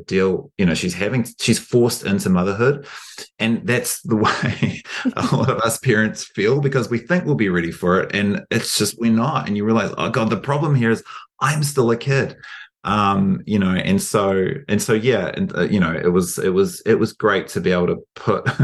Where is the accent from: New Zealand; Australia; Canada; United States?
New Zealand; as a New Zealander